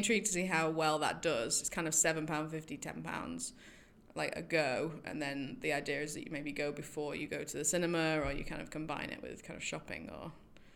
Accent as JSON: {"language": "English", "town": "Manchester", "region": "North West England", "country": "United Kingdom", "moved": "yes", "said": "I'm from Manchester"}